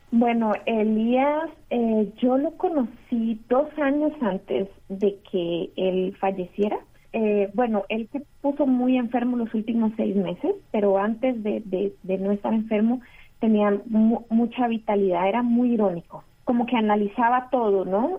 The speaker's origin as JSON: {"language": "Spanish", "country": "Costa Rica", "tie": "born or raised there", "also_born_or_lived": "Mexico", "said": "Yo crecí en Costa Rica, eh, también viví en México, en Costa Rica"}